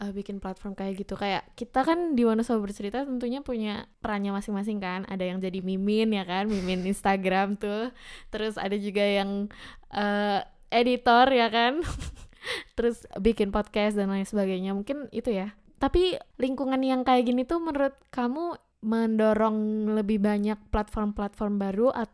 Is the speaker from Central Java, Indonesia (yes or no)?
yes; Wonosobo, Central Java, Indonesia; kita kan bikin konten-konten soal Wonosobo dan kita juga asalnya Wonosobo